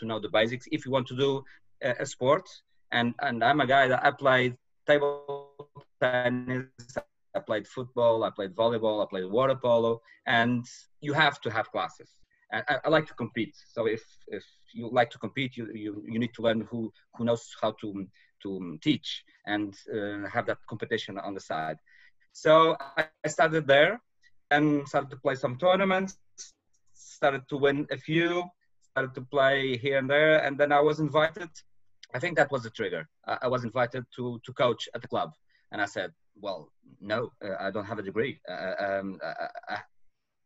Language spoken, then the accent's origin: English; Madeira, Portugal; moved away as an adult; now in mainland Portugal; I'm from Madeira. An island belongs to Portugal